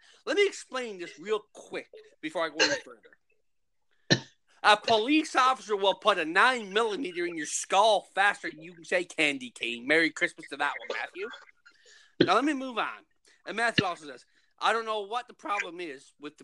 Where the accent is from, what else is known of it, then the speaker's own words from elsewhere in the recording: St. Anthony, Newfoundland and Labrador, Canada; in my hometown, There is no armed robberies